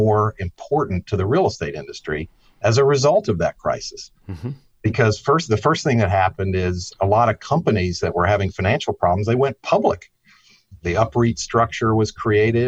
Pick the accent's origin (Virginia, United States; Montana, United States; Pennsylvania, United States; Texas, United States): Virginia, United States; Staunton; I grew up on a farm in the Shenandoah Valley of Virginia near a town called Stanton.